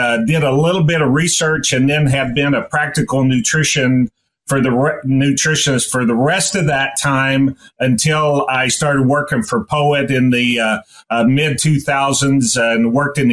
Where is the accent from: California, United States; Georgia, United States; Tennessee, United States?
Tennessee, United States; East; moved away as an adult; also born or lived in Nebraska; I grew up in East Tennessee